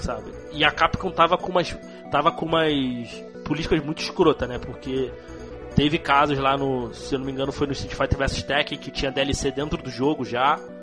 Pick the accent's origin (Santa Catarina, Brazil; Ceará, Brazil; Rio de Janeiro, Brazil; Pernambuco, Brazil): Rio de Janeiro, Brazil; accent: carioquês; minha, minha voz aí, meu sotaque, meu carioquês